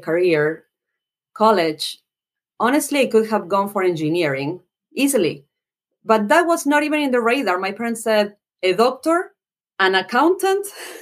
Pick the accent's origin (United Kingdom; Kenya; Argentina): Argentina; General Belgrano, Buenos Aires Province; moved away as an adult; now in United States; I'm from Argentina, but I've been here in the U.S. for 20 years. I came here to do my MBA